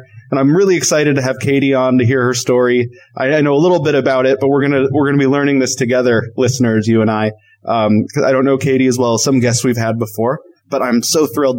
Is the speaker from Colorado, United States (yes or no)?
yes; Colorado, United States; also born or lived in Portland; now in California, United States; I grew up in Colorado